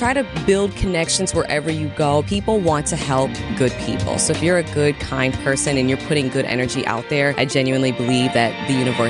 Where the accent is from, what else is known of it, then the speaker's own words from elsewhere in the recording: Milwaukee, Wisconsin, United States; And I grew up in Milwaukee, born and raised, and I've always been a Bucks fan.